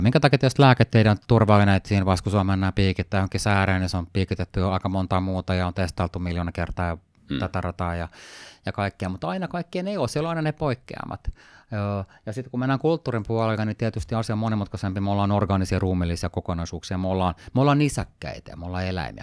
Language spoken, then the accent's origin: Finnish; Sweden; moved away; mä oon tämmöinen osittain ruotsakana, mä oon kasvanut Ruotsissa, suomalaisesta taustaa